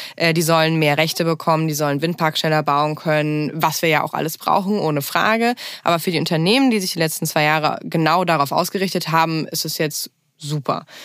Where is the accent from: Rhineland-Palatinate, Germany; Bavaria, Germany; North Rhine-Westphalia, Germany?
Rhineland-Palatinate, Germany; Bad Neuenahr-Ahrweiler; moved away as an adult; Ich komme äh, aus Bad Neuner-Ahrweiler. Das ist eine der größeren Städte, nicht die größte Stadt ähm, im Ahrtal. Liegt auch direkt an der Ahr und da bin ich aufgewachsen